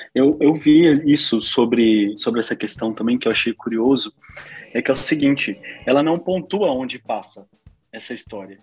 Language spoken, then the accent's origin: Portuguese; interior of Minas Gerais, Brazil; Sou do interior de Minas, uma cidade de 15 mil habitantes